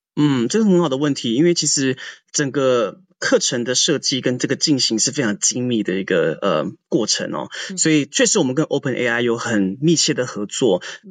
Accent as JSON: {"language": "Chinese", "region": "Taitung County", "country": "Taiwan", "tie": "born or raised there", "also_born_or_lived": "New York, United States", "moved": "as an adult", "said": "我也是，就是台湾土生土长的台东人"}